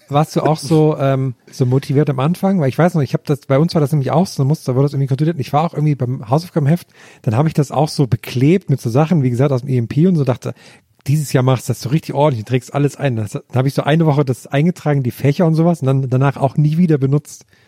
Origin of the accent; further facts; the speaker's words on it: Thuringian Forest, Germany; moved away; habe ich da eine Aus Ausbildung zum Bergretter gemacht im Thüringer Wald